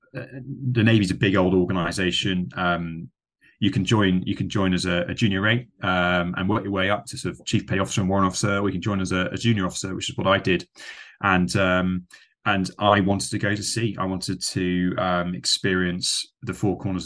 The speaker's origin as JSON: {"language": "English", "area": "West Country", "region": "South West England", "country": "United Kingdom", "tie": "born or raised there", "also_born_or_lived": "Australia", "moved": "as an adult", "lives_now": "England", "said": "a teenager growing up in the West Country"}